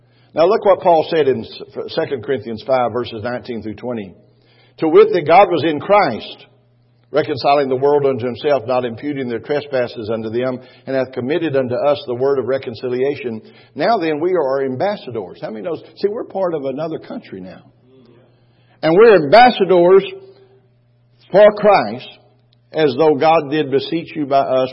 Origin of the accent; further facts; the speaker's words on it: Texas, United States; I was from Texas